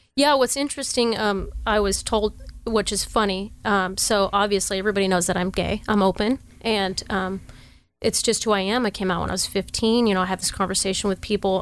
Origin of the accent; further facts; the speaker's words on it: Sacramento, California, United States; I grew up in Oak Park, Tahoe Park, part of Sacramento.